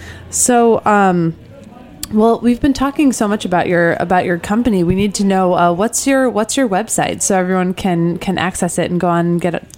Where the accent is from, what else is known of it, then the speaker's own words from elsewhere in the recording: Midwest, United States; moved away; also born or lived in Connecticut; I grew up in the Midwest. But when I moved out east and actually spent time on a dairy farm in Connecticut